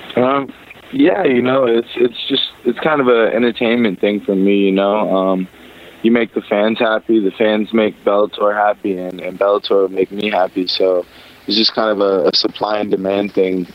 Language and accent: English; Long Beach, California, United States; I grew up in Long Beach